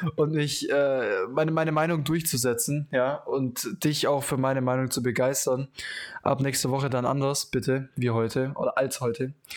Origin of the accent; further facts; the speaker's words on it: Germany; als Deutscher